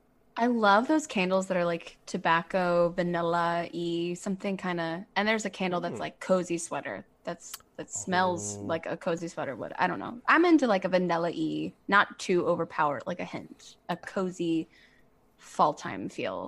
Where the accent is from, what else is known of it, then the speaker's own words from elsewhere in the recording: New Orleans, Louisiana, United States; now in Los Angeles, United States; I'm from New Orleans